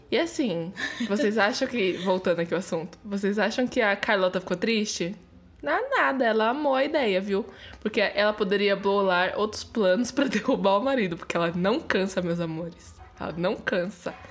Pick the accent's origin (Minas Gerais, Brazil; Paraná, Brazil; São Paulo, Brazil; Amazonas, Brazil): São Paulo, Brazil; Santo André; E aí eu sou de Santo André.